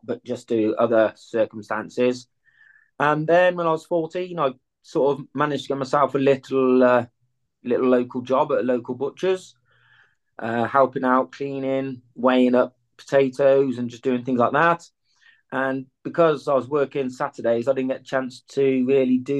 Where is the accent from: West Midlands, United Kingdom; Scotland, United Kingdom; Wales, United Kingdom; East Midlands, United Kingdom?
West Midlands, United Kingdom; Malvern; also born or lived in Nottingham; I started my journeys or my youth in Malvern, where I am now. And then obviously things happened, so I've moved away. Now I lived in Nottingham for a while.